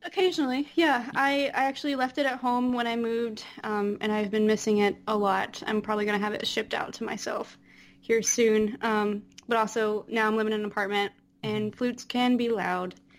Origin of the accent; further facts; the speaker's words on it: Apex, North Carolina, United States; moved away; Just outside of Raleigh. Mm. Uh, Apex